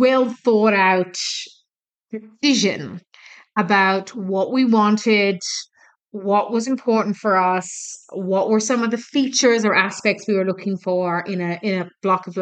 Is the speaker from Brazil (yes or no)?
no; Ireland; now in Australia; I'm from Ireland